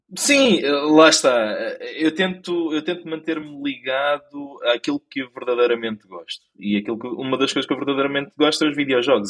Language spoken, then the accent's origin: Portuguese; Lisbon, Portugal; nasci, cresci, provavelmente vou morrer em Lisboa. E mais precisamente na zona da ajuda